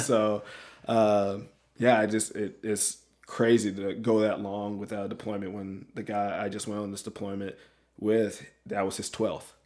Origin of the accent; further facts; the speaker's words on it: Alabama, United States; moved away as an adult; also born or lived in Washington State; born and raised in Alabama, roll tide